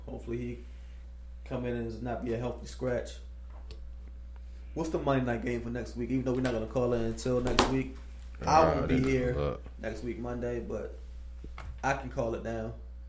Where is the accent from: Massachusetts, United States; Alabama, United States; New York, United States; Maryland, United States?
Maryland, United States; Baltimore; since we're from Baltimore